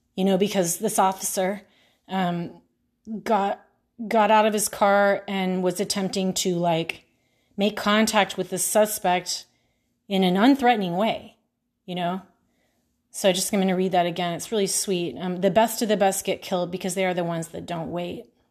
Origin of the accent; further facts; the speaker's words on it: Houston, Texas, United States; I'm from Houston